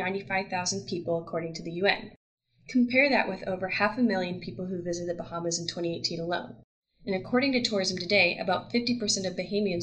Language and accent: English; United States; Emily and I are white Americans.